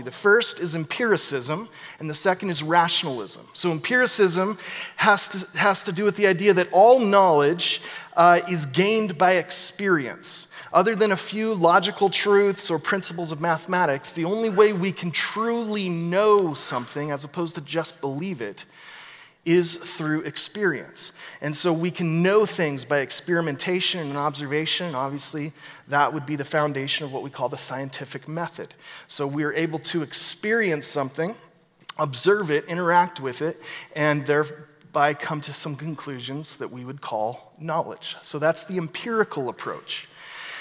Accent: Corvallis, Oregon, United States; I'm from Corvallis

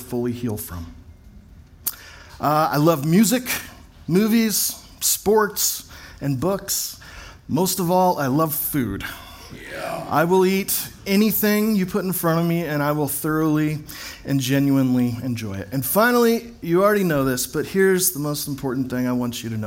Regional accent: Fort Worth, Texas, United States; also born or lived in Corvallis, Oregon / Portland, Oregon; now in Bend, United States; I was born on April 24th, 1980 in Fort Worth, Texas

